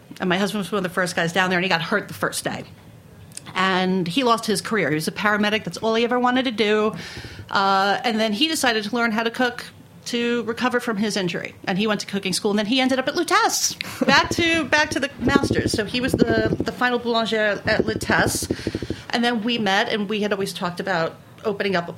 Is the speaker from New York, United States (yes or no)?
yes; New York City, New York, United States; accent: Brooklyn; we grew up in South Brooklyn